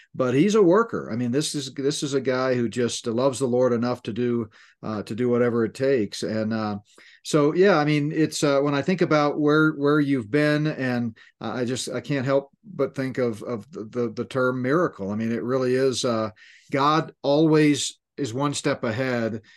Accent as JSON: {"language": "English", "region": "Northeast", "country": "United States", "tie": "born or raised there", "moved": "yes", "said": "I grew up in the Northeast"}